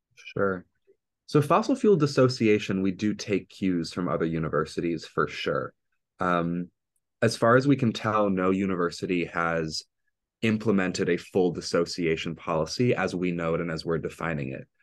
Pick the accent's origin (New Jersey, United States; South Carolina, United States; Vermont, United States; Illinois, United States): Illinois, United States; Evanston; moved away as an adult; now in Providence, United States; I'm originally from Evanston, Illinois